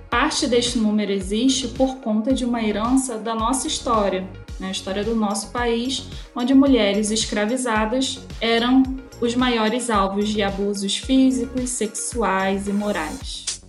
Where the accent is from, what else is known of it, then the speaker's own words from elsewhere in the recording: São Luís, Maranhão, Brazil; now in Rio de Janeiro, Brazil; moro no Rio de Janeiro, mas sou natural de São Luís, no Maranhão